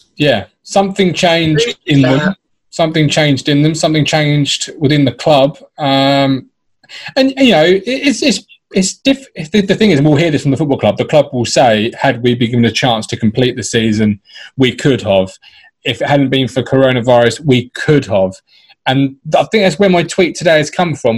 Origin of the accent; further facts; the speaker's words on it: Ipswich, East of England, United Kingdom; I grew up in Ipswich